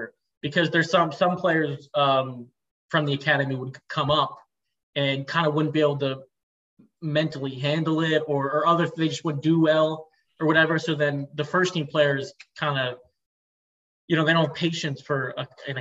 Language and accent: English; United States; also born or lived in Portugal; now in Italy; as an American